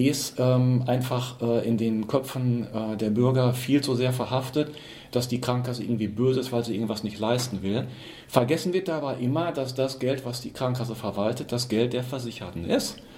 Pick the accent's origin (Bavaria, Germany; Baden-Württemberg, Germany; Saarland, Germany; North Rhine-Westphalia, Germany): North Rhine-Westphalia, Germany; Minden; born there; ich bin quasi gebürtiger Mindener. Wir sitzen hier in Minden, im schönen Ostwestfalen